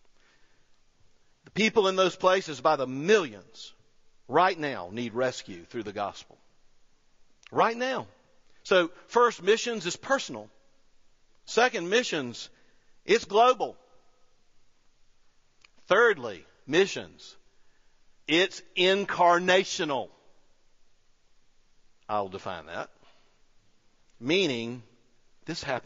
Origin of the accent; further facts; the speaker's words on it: United States; I'm an American.